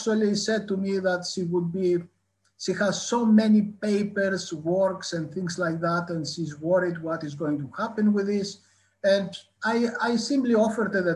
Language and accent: English; northern Greece, Greece; moved away as an adult; also born or lived in Athens, Greece / Newcastle, United Kingdom / Cambridge, United Kingdom / Leeds, United Kingdom; now in United Kingdom; I grew up in northern Greece.